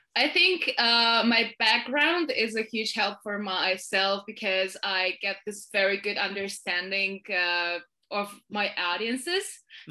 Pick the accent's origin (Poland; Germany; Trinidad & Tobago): Poland; I'm from Poland. I currently live in Warsaw